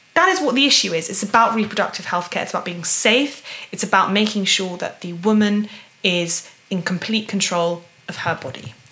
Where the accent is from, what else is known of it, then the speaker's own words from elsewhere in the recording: United Kingdom; a British a, U, a woman from the UK